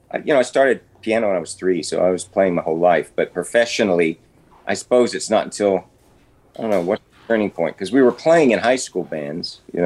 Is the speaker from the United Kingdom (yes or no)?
yes; England, United Kingdom; also born or lived in Texas, United States; I was born in Texas, moved to England when I was 1 year old. I have no memory of Texas at all. So first memories are England.